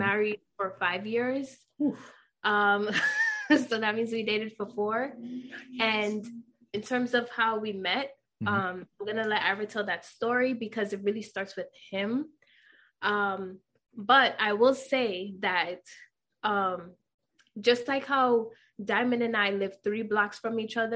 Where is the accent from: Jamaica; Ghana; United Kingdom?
Jamaica; now in Yonkers, United States; Born and raised in Jamaica, as you guys already know, and currently living in Yonkers, New York